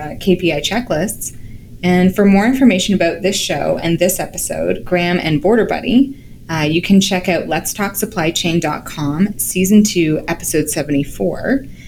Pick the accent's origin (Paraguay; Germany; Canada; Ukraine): Canada; as a Canadian